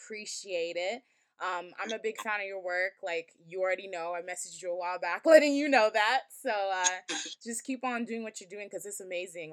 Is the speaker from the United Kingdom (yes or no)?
no; Nigeria; I'm Nigerian